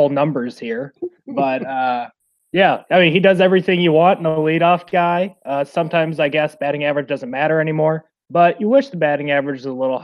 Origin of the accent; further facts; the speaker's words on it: Fayetteville, Arkansas, United States; also born or lived in Chicago area; I'm from Fayetteville, Arkansas. I used to live in the Chicago area.